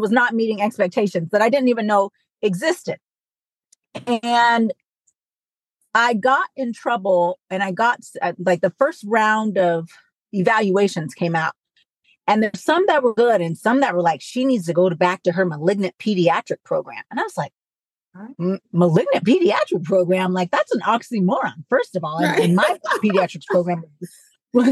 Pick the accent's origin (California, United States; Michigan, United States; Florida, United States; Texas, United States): California, United States; I'm from California and wanted to stay kind of close to home